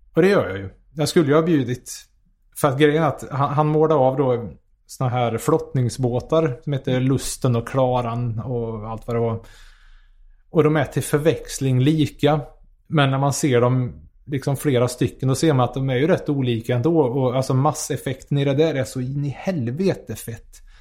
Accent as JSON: {"language": "Swedish", "town": "Karlstad", "region": "Värmland", "country": "Sweden", "said": "jag är från Karlstad"}